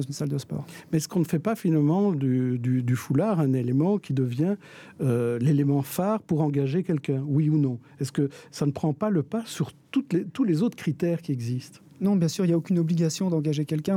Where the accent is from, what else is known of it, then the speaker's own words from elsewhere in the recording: Belgium; chez nous en Belgique